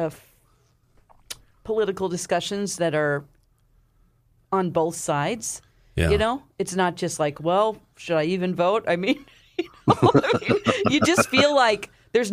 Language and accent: English; Ozark, Missouri, United States; my hometown of Ozark